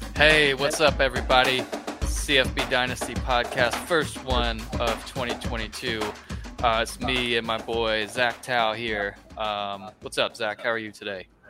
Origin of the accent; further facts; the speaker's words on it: Gainesville, Florida, United States; I am from Gainesville